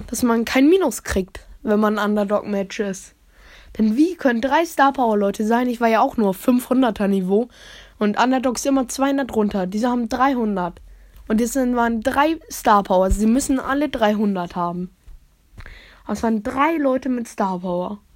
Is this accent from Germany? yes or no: yes; Germany; Also ich komme ja aus Deutschland.